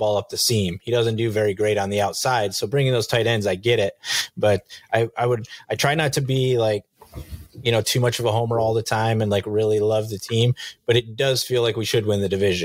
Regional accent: Buffalo, New York, United States; my hometown team

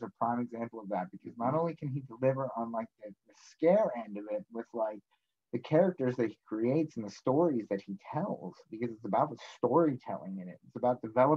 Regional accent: Pittsburgh, Pennsylvania, United States; we are from Pittsburgh

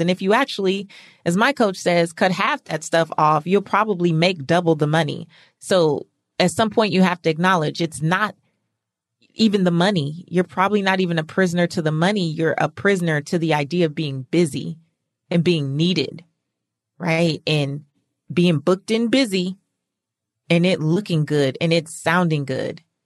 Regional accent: California, United States; moved away as an adult; now in Atlanta, United States; I'm from California

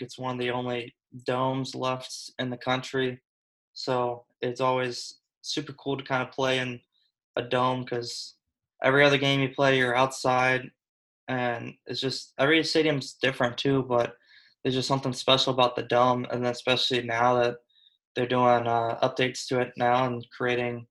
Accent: Florida, United States; I grew up in Florida my whole life, born and raised

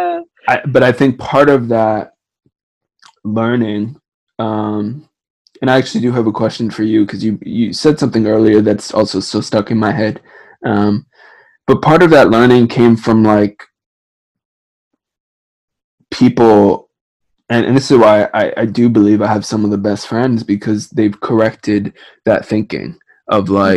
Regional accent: New Jersey, United States; I'm from Jersey

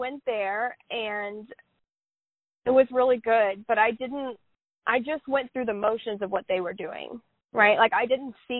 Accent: Southern United States, United States; I'm from the Bible Belt. I was taught that, like, Jesus is always in the room, right?

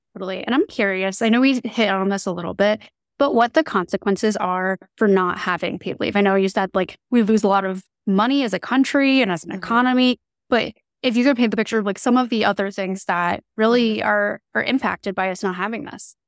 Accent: New Jersey, United States; moved away; I'm originally from New Jersey

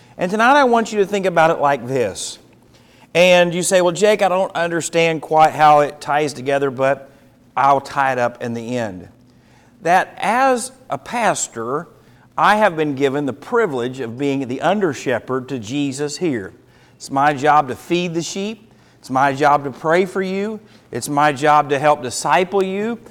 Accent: United States; As an American

